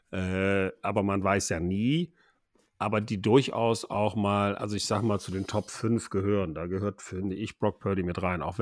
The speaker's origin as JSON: {"language": "German", "town": "Cologne", "region": "North Rhine-Westphalia", "country": "Germany", "said": "du findest kaum eine tolerantere Stadt in Deutschland, finde ich, als Kölner, als Köln."}